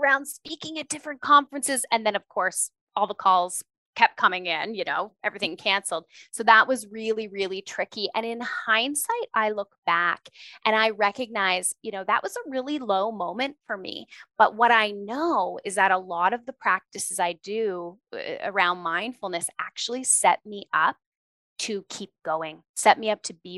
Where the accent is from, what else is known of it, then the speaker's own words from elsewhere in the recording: Ontario, Canada; moved away as an adult; now in Alberta, Canada; I grew up in Ontario